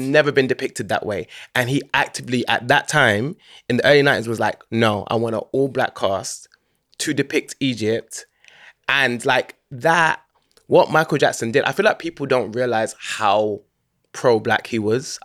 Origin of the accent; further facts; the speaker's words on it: London, United Kingdom; I grew up in Hackney, born and raised